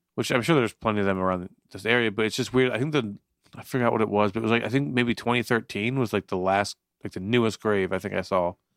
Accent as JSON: {"language": "English", "region": "Florida", "country": "United States", "tie": "born or raised there", "also_born_or_lived": "Newton, New Jersey", "moved": "yes", "lives_now": "New Jersey, United States", "said": "I grew up in Florida for uh, like 11 years"}